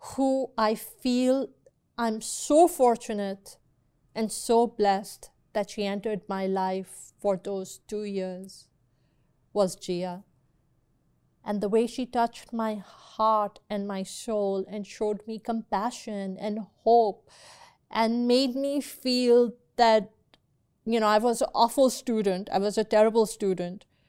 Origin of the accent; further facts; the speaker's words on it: Pakistan; now in United States; I grew up in Pakistan. I went to school in Pakistan.